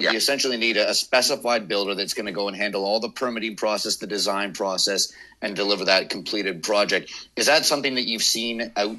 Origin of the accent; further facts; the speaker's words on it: West Coast, Canada; moved away; where I was born on the West Coast here.